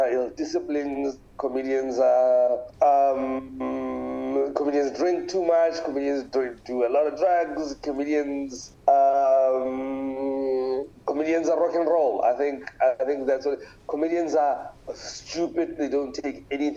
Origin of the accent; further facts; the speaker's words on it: Pretoria, Gauteng, South Africa; moved away as an adult; now in Cape Town, South Africa; I am originally from Pretoria. I live in Cape Town.